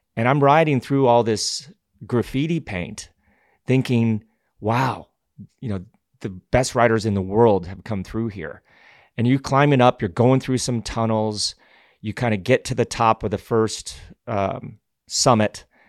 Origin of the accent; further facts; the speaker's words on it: Glenwood Springs, Colorado, United States; growing up in Glenwood Springs, Colorado